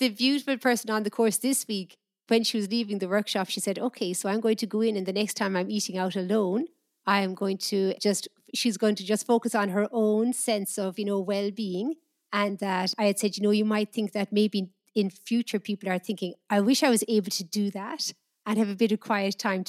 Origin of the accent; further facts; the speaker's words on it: Ireland; where I grew up in Ireland, I think if someone was sitting on the wall, it was seen as somebody had nothing better to do.